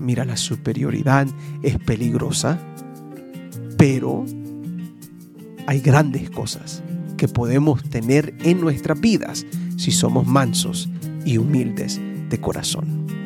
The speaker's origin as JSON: {"language": "Spanish", "country": "United States", "said": "en mi país, Estados"}